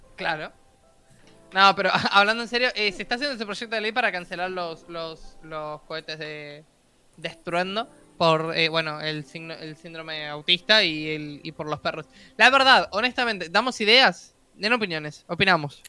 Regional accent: Uruguay

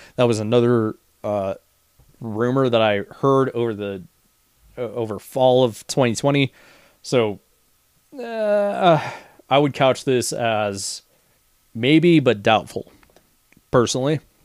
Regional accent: United States; as an American

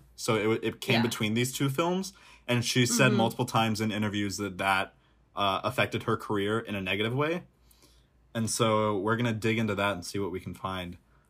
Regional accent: Midwest, United States; I'm a Midwesterner, so I can say that.

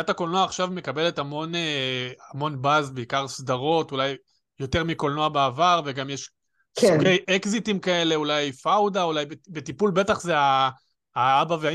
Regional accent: Jerusalem, Jerusalem District, Israel

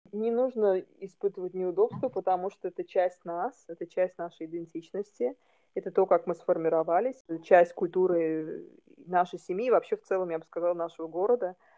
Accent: Baku, Azerbaijan; first language Russian; now in Istanbul, Turkey; Я тоже из Баку, но живу сейчас в Стамбуле

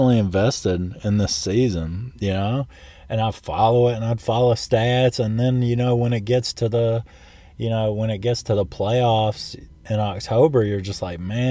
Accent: St. Louis, Missouri, United States; I was born in St. Louis

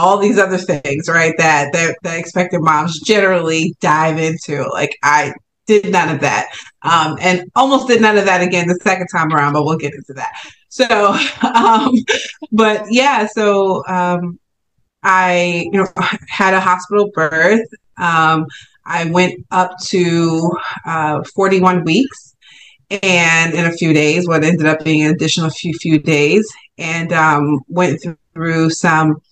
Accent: Newark, New Jersey, United States; I'm based in New Jersey, Jersey girl here, born and raised in Newark

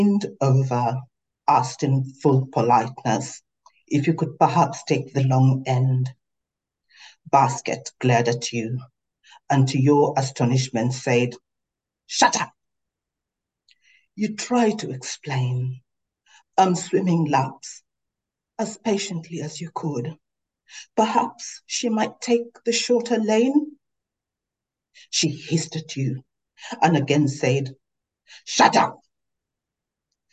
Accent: Tanzania; now in Melbourne, Australia; I am a daughter of the Wajita people of Tanzania

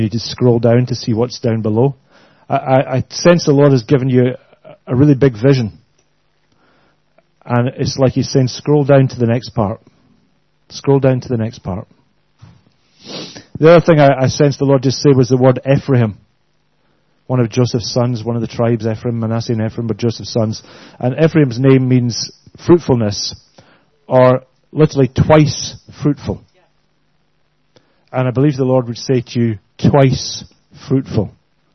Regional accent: Glasgow, Scotland, United Kingdom; I hope you can understand our accents. We're fairly good. We're from Glasgow

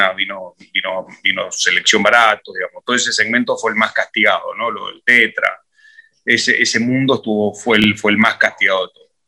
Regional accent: Barranca, Junín, Mendoza, Argentina; una finca muy bonita, que es donde yo me crié. A mí me terminaba el colegio y me depositaban en esa finca y me iban a, buscar en marzo

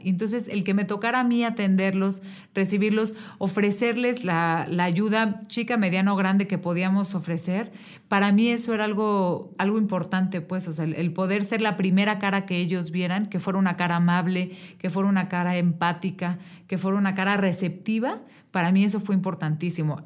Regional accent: Querétaro, Mexico; yo soy una mujer queretana, nací aquí hace 33 años, aquí en el Hospital Margarita

